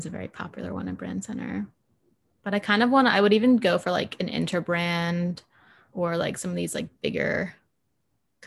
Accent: Virginia Beach, Virginia, United States; moved away as an adult; also born or lived in Charlottesville; now in Richmond, United States; I'm from Virginia Beach. I was born and raised there.

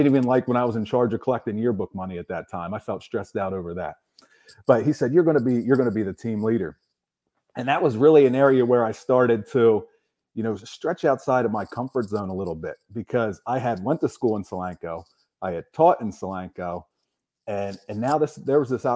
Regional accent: Quarryville, Pennsylvania, United States; I'm from Southern Lancaster County, Pennsylvania, Quarryville

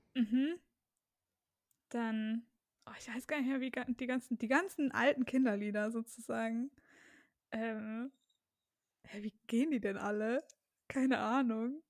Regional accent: Germany; wir Deutschen

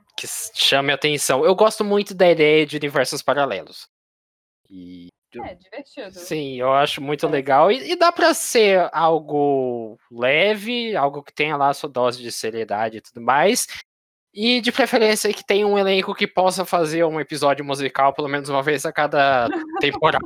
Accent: Brazil; a gente, como os brasileiros

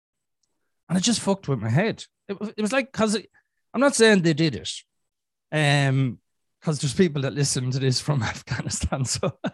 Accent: Ireland; in Ireland, we have a program called EastEnders

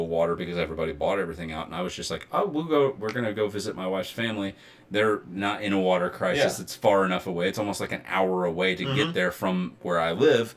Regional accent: Southern Illinois, United States; We're from Southern Illinois

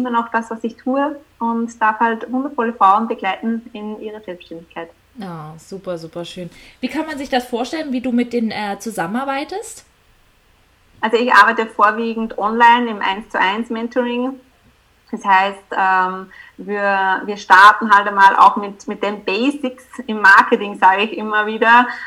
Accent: Upper Austria, Austria; ich komme aus Österreich, ähm, genauer gesagt aus Oberösterreich.

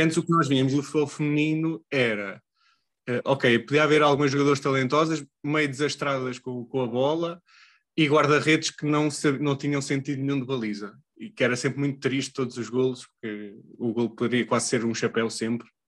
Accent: Leiria, Centro, Portugal; eu sou de Leiria

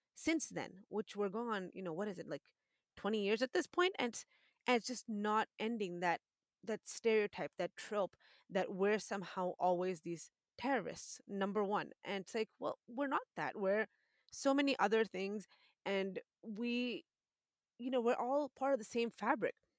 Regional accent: Boston, Massachusetts, United States; moved away as an adult; also born or lived in Wisconsin; now in Texas, United States; That's my hometown. I'm from Boston, Massachusetts

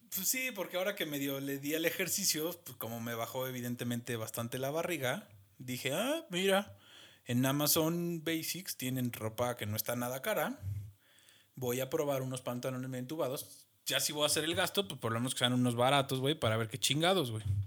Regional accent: Mexico; como mexicano

